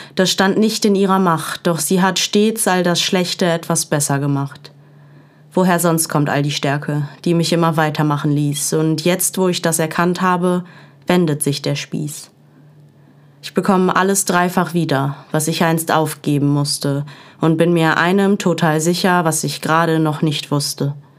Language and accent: German; Essen, North Rhine-Westphalia, Germany; also born or lived in Dortmund; Zwischen Falkenzentrum und Weigelhaus. An diesen Orten wuchs ich auf. Zwischen Fußballplatz und Gesangsverein. Werde im Herzen für immer eine Essenerin sein.